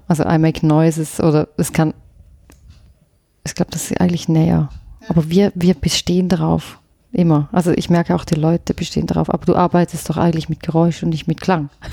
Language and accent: German; Thurgau, Switzerland; accent: Thurgau German; first language Swiss German; moved away; also born or lived in Lucerne / London / Vienna; wo ich, wo ich aufgewachsen bin. Ich bin ja nicht aus der Innerschweiz, sondern ich komme aus der Gren von der Grenze